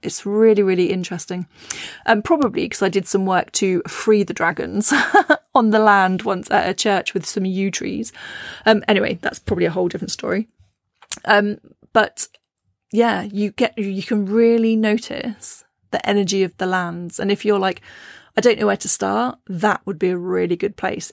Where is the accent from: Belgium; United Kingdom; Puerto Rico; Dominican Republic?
United Kingdom; Cornwall, South West England; also born or lived in Shropshire; now in Herefordshire, United Kingdom; I grew up in Cornwall, the land of piskies and brownies